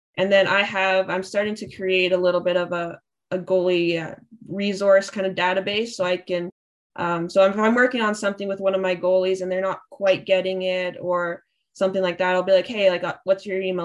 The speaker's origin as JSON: {"language": "English", "town": "Thunder Bay", "region": "Ontario", "country": "Canada", "said": "I'm from Thunder Bay, so there's not much to do up there"}